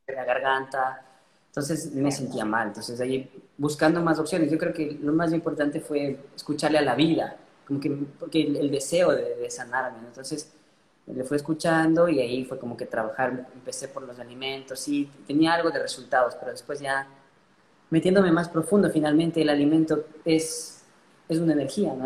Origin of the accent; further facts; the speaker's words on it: Ecuador; nací en Ecuador y bueno, me, gradué en la Universidad Central de Medicina